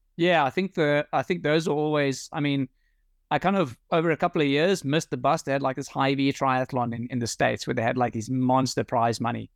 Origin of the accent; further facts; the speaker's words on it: South Africa; moved away as an adult; now in Netherlands; I've got nothing against my home country